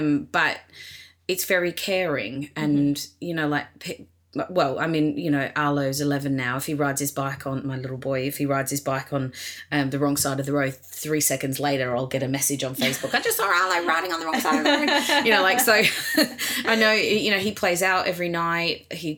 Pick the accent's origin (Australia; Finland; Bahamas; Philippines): Australia; moved away as an adult; also born or lived in New York, United States; now in Los Angeles, United States; Yeah, I lived in Australia until I was 29, and then I moved to America. I went to live in New York and then